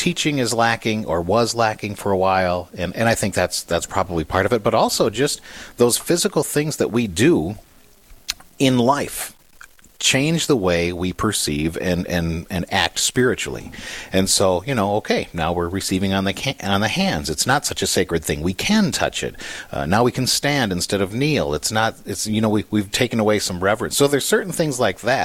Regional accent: St. Paul, Minnesota, United States; In our parish, in my hometown in St. Paul, it was a Holy Church of the Holy Childhood in St. Paul, Minnesota

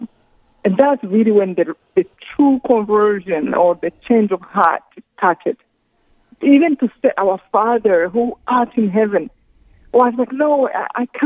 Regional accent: Rwanda; I come from Rwanda, this tiny country in the center of Africa

